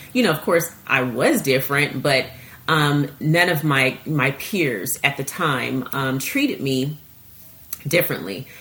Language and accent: English; Seattle, Washington, United States; I grew up in Seattle, Washington